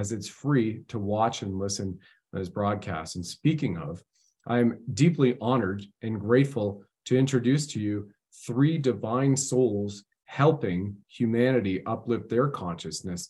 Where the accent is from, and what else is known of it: Canada